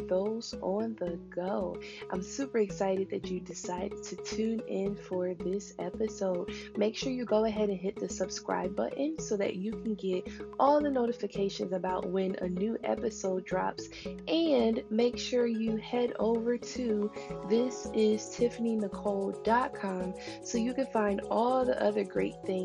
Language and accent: English; Philadelphia, Pennsylvania, United States; also born or lived in Upper Darby, Pennsylvania; I was raised in Philadelphia, West Philly to be specific.